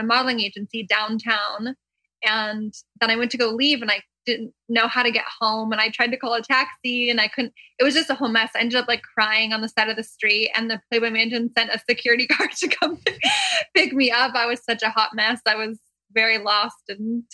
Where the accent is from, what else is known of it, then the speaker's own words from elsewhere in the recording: Port Perry, Ontario, Canada; moved away as an adult; now in Los Angeles, United States; The town that I grew up in had like two stoplights